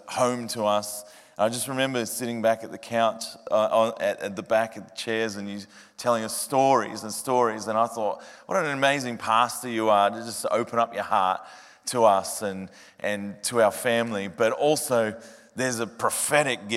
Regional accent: Point Cook, Victoria, Australia; Faith Life Church in Point Cook, my hometown

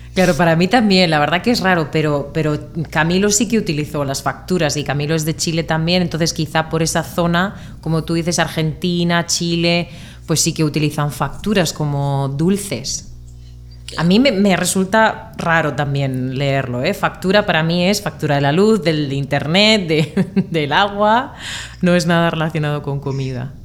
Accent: Murcia, Region of Murcia, Spain; de España

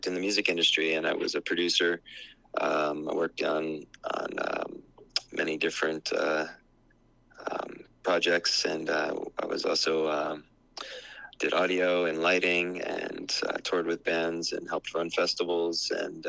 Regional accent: New Jersey, United States; moved away as an adult; also born or lived in New York City; now in Hawaii, United States; was born and raised in New Jersey

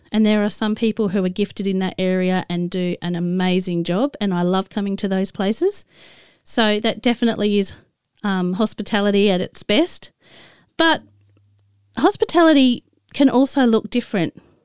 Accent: Adelaide, South Australia, Australia; moved away as an adult; also born or lived in Tasmania; I moved from where I grew up in Adelaide to, uh, Tasmania

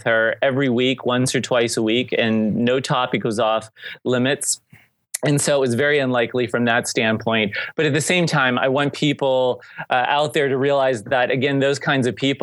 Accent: St. Marys, Pennsylvania, United States; in our hometown of St. Mary's, Pennsylvania

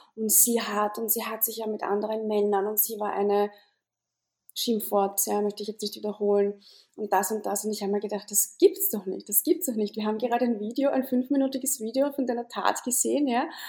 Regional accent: Austria; bei uns in Österreich

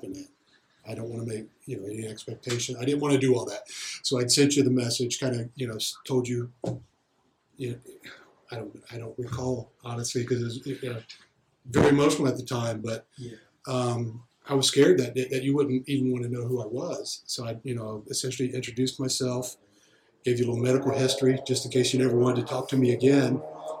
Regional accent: Alabama, United States; moved away; I'm originally from Alabama

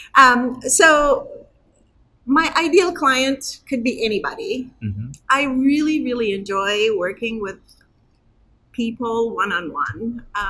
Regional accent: Istanbul, Turkey; also born or lived in Muncie, Indiana; now in Chicago, United States; I was born in Turkey, in Istanbul, um, but I have been in this country for 42 years.

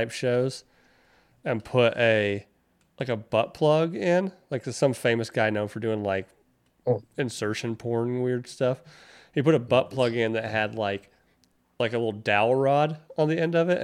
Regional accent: North Carolina, United States; moved away; When I was growing up in North Carolina

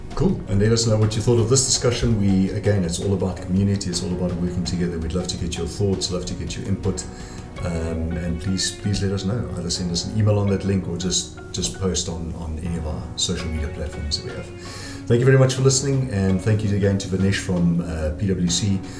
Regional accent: South Africa; We, we are South African

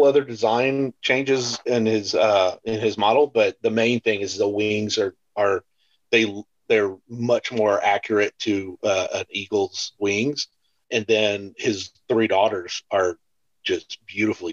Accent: Houston, Texas, United States; I grew up in Houston

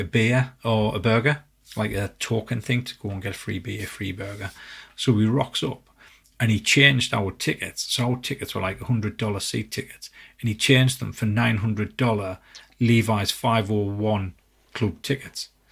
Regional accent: England, United Kingdom; we're from England

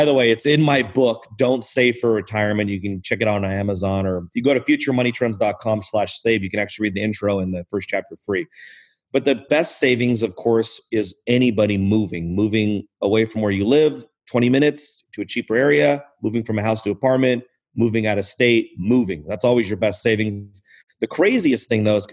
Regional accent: Southern California, United States; I grew up in Southern California

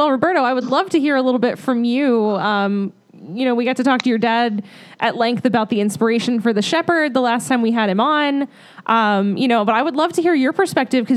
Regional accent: New Jersey, United States; now in Orlando, United States; I am from the New Jersey area

